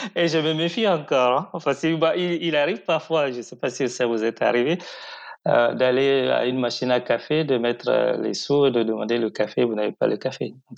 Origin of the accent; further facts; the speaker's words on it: Parakou, Borgou, Benin; also born or lived in Cotonou; Je suis né à Cotonou, mais j'ai grandi à Parakou, qui est la principale ville au nord du, Bénin